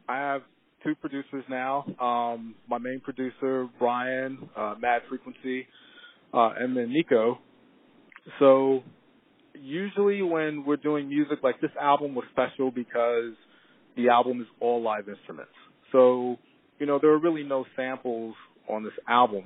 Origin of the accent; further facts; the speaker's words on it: East Coast, United States; growing up on the East Coast